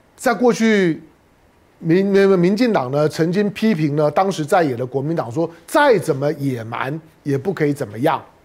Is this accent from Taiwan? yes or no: yes; Taiwan; 我们生活在台湾，身为台湾人，我当然希望台湾有救啊